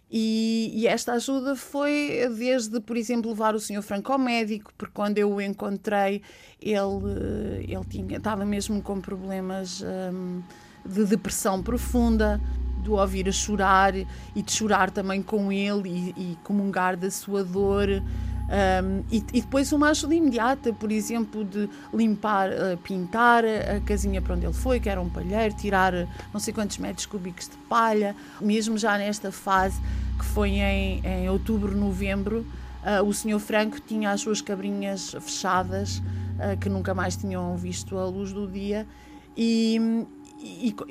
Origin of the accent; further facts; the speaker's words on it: Alenquer, Lisbon, Portugal; born there; now in Monchique, Portugal; sou artista plástica, eh, nasci em Alenquer e, e estou a viver em Monchique há, há 20 anos e fui para Monchique pela natureza.